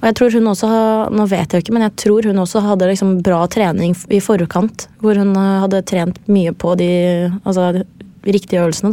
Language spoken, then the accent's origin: Norwegian; Gjerdrum, Akershus, Norway; moved away as an adult; also born or lived in Lithuania; fra Gjerdrum, der jeg kommer fra